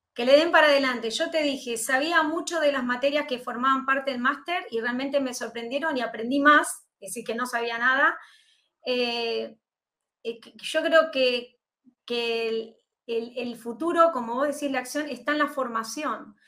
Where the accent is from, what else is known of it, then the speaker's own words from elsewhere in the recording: Argentina; soy argentina, como bien decías, nací aquí en este país